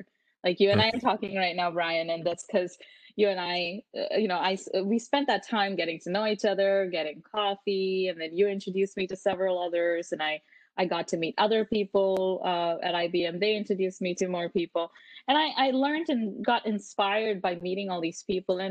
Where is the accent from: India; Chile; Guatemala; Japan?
India; moved away as an adult; now in Canada; I grew up in India, and I graduated from high school in India, and then I moved to Canada to pursue engineering at Queen's